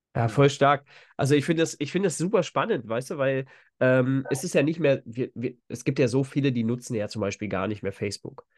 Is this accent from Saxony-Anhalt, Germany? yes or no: no; Spreewald, Brandenburg, Germany; ich bin ja aus dem Spreewald ursprünglich